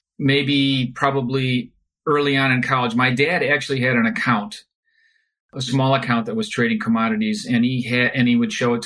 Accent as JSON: {"language": "English", "town": "Chicago", "region": "Illinois", "country": "United States", "tie": "born or raised there", "moved": "as an adult", "lives_now": "California, United States", "said": "growing up in Chicago. And then once we moved to California about 25 years ago"}